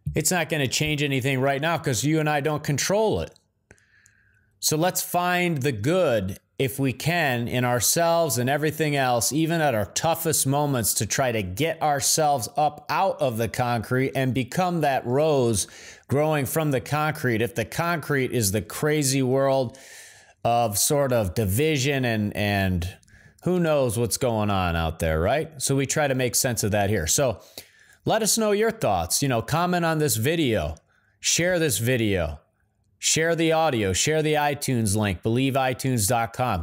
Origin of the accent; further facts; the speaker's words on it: Midwest, United States; moved away as an adult; I'm from the Midwest originally